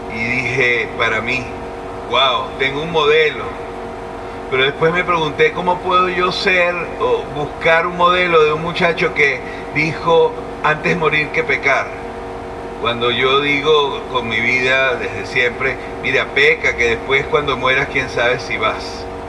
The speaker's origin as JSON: {"language": "Spanish", "country": "Venezuela"}